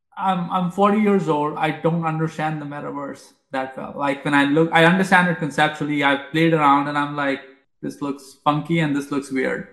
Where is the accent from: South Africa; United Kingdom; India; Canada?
India; moved away; I grew up in India